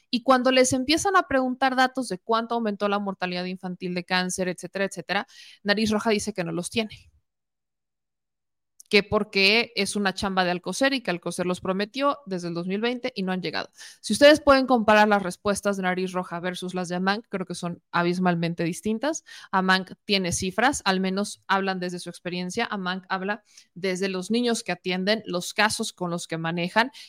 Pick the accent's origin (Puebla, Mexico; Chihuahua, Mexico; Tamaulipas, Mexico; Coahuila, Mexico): Puebla, Mexico